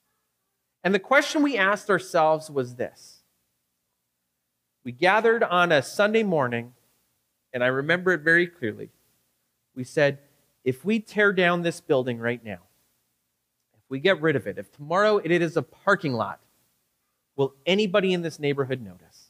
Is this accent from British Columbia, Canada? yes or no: yes; Victoria, British Columbia, Canada; now in Regina, Canada; me being from Victoria